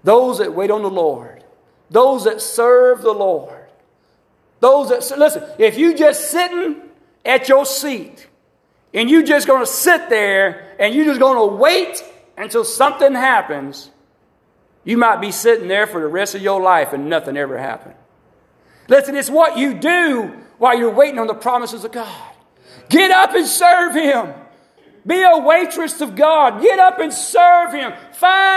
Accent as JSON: {"language": "English", "region": "the South", "country": "United States", "said": "I'm a Southerner"}